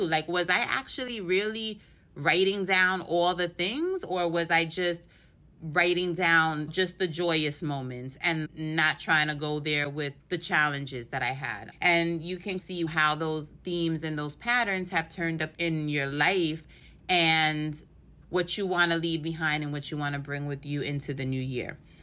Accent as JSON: {"language": "English", "town": "New York City", "region": "New York", "country": "United States", "said": "I'm from New York City"}